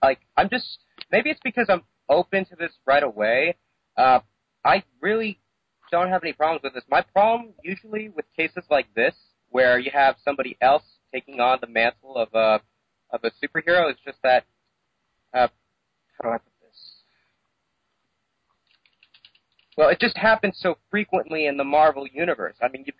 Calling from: South Florida, United States; I'm calling from Florida, South Florida.

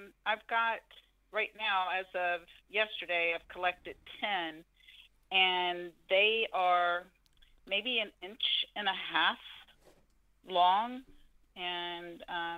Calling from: North Carolina, United States; North Carolina.

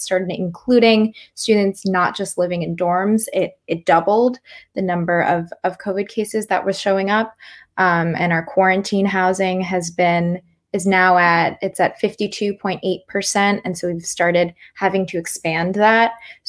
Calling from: Ann Arbor, Michigan, United States; Yeah, so I'm calling from Ann Arbor, University of Michigan.

